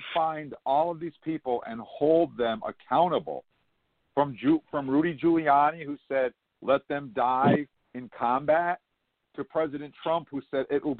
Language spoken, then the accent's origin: English; United States; as an American.